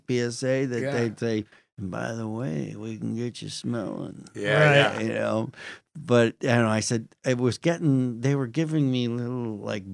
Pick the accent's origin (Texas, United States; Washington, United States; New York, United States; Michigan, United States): New York, United States; Western New York State, United States; I grew up in Western New York State